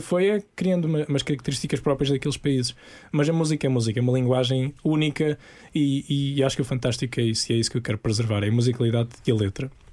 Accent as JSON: {"language": "Portuguese", "town": "Portimão", "region": "Algarve", "country": "Portugal", "tie": "born or raised there", "said": "cresci em Portimão com a minha família"}